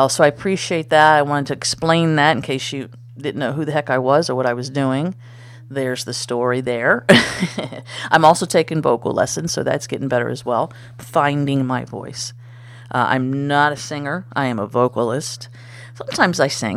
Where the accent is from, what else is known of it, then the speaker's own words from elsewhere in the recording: United States; I'm American